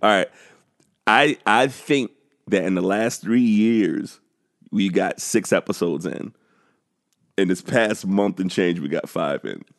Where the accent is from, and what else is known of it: South Carolina, United States